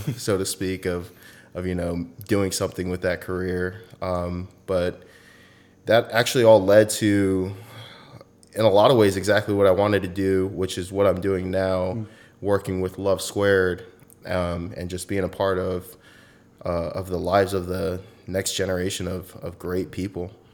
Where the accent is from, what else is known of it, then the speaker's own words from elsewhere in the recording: Southern California, United States; moved away as an adult; also born or lived in Alaska; I'm from Southern California, pretty much born and raised there